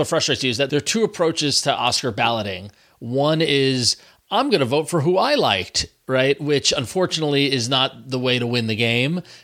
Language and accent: English; New York, United States; growing up in New York, growing up Italian